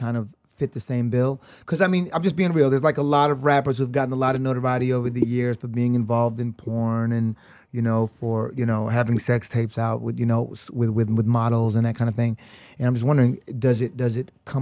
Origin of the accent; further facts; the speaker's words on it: United States; I'm born here, I'm fucking American